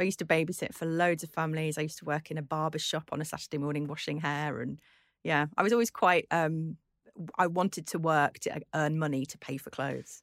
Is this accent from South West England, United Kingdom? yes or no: no; Birkenhead, North West England, United Kingdom; I grew up on the Wirral, not that far from where you grew up.